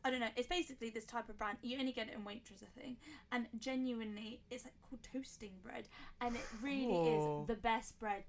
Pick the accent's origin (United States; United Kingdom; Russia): United Kingdom; Slough, South East England; I'm from Slough